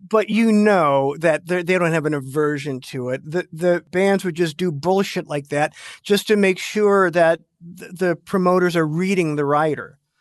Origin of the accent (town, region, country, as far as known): United States